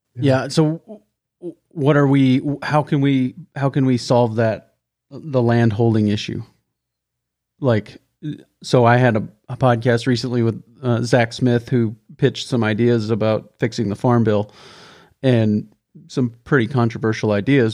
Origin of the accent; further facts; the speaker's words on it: the West, United States; being from the West where we use more acres than, than they do in Missouri and Minnesota